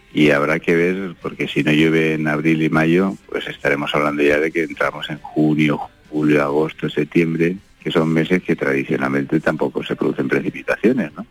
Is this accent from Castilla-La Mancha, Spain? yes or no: no; Almería, Andalusia, Spain; yo soy de Almería, tengo mi explotación en la costa de Almería